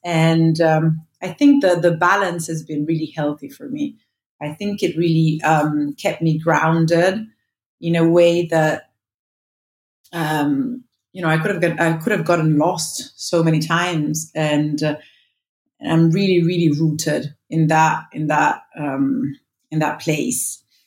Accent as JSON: {"language": "English", "town": "Montonate", "region": "Lombardy", "country": "Italy", "tie": "born or raised there", "also_born_or_lived": "New York", "moved": "yes", "said": "I grew up in Montonate. Um, it's a small village of uh, when I was young, 600 inhabitants."}